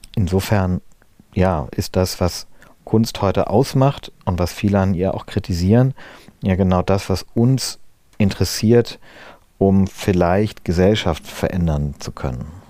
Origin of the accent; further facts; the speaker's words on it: Wiesbaden, Hesse, Germany; moved away; also born or lived in Berlin; in Wiesbaden, wo ich aufgewachsen bin